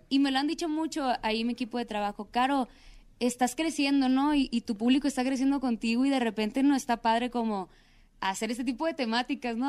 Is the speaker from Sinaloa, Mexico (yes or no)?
yes; Culiacán, Sinaloa, Mexico; yo soy de Culiacán, Sinaloa